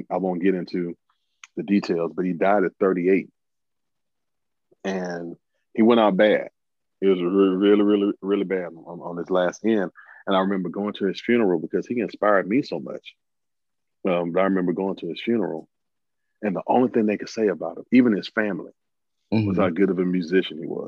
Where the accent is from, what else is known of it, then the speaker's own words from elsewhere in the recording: Alabama, United States; growing up in Alabama